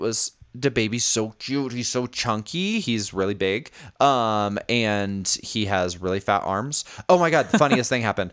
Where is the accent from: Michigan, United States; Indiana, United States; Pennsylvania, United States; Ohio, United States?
Indiana, United States; Indianapolis; moved away; I have been in Indianapolis, uh, which is where I'm from. It's my hometown.